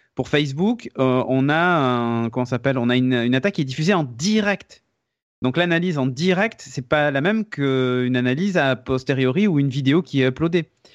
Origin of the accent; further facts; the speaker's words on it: France; chez nous en France